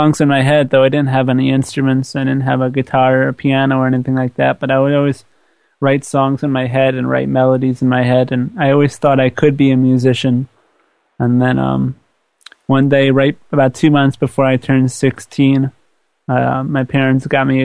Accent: Long Beach, New York, United States; I grew up in Long Beach, New York, which is in Long Island, right by the beach, as one would assume.

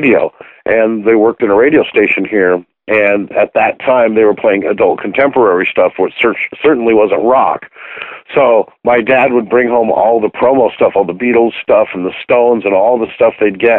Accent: Aberdeen, Washington, United States; I grew up in Aberdeen, Washington, where I'm actually staying right now. I'm renovating the house I grew up in, actually, at the moment.

